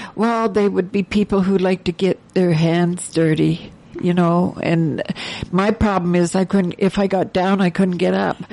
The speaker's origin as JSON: {"language": "English", "region": "Ontario", "country": "Canada", "tie": "born or raised there", "moved": "yes", "said": "I grew up in back in Ontario"}